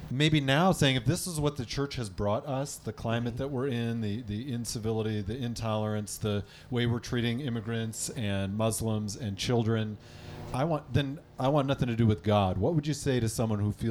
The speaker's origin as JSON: {"language": "English", "region": "Michigan", "country": "United States", "said": "Listen, I'm from Michigan, and the Detroit Lions are there."}